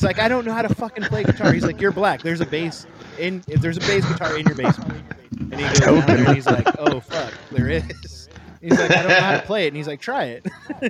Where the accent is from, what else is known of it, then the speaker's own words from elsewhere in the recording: San Diego County, Southern California, United States; also born or lived in Oakland, California; I'm actually from Northern California. I was born in Oakland, and then we moved to San Diego County when I was young. And so I was raised in Southern California. I was born in Northern California.